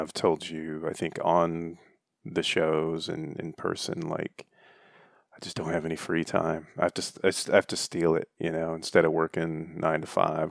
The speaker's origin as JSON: {"language": "English", "region": "Michigan", "country": "United States", "tie": "born or raised there", "said": "I grew up in the Great Lakes State"}